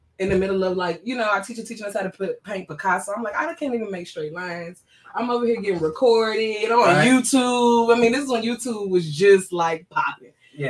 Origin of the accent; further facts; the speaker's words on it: Chattanooga, Tennessee, United States; I'm from Chattanooga, born and raised.